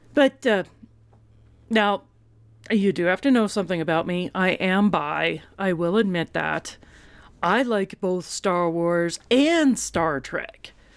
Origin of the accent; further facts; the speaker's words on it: Colorado, United States; I am from Colorado